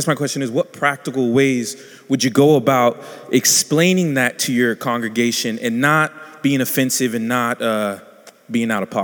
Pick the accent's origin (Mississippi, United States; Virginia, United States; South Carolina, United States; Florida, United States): South Carolina, United States; I'm from South Carolina